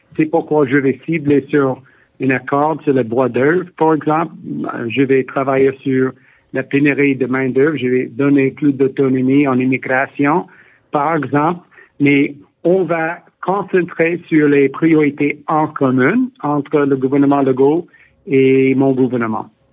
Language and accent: French; Ontario, Canada; also born or lived in Quebec; je suis né au Québec, grandi en Ontario